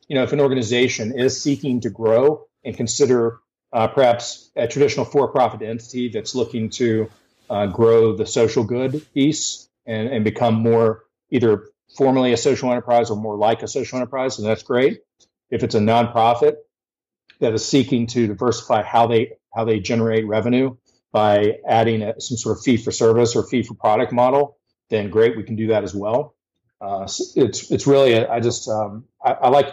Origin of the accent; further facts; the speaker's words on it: Huntington, West Virginia, United States; moved away as an adult; also born or lived in Charlotte, North Carolina; come back to West Virginia, to my hometown of Huntington, West Virginia